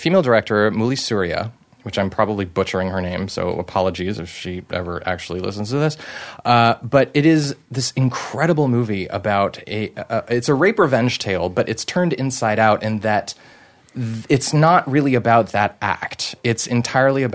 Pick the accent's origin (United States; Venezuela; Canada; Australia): Canada; I'm French Canadian.